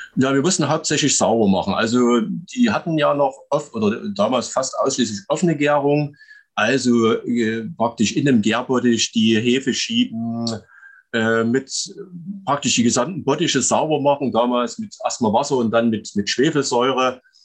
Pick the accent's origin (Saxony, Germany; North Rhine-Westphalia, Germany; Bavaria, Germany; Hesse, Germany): Saxony, Germany; Chemnitz; also born or lived in Klaußnitz; komme aus Chemnitz, beziehungsweise genau genommen aus Klausnitz bei Chemnitz. Äh, geboren bin ich in Karl-Marx-Stadt